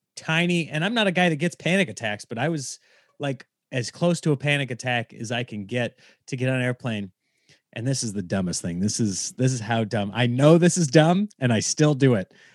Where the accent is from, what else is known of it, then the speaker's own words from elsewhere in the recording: Nebraska, United States; now in Los Angeles, United States; I grew up in Nebraska